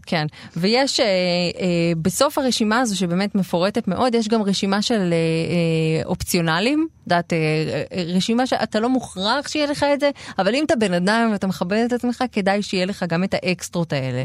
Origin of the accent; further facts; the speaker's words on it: Israel; בשעריים, שזו השכונה שאני גדלתי בה